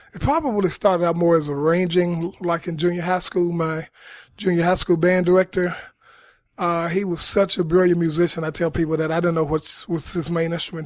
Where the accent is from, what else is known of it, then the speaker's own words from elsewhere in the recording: Memphis, Tennessee, United States; growing up in Memphis, mostly the music of Stax Records